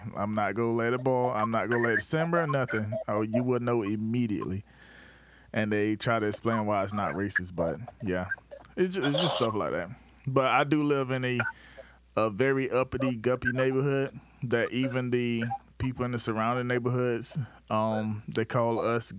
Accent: the South, United States; One, we're from the South, and we have this Southern whatever.

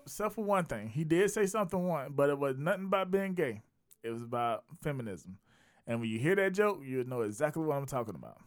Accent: South Carolina, United States; I saw it in my hometown, I'm based in Raleigh, East Village, South Carolina

